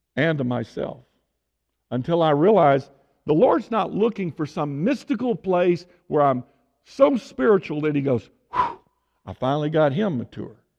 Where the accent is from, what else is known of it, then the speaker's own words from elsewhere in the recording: Tyler, Texas, United States; moved away; I was born and raised in Tyler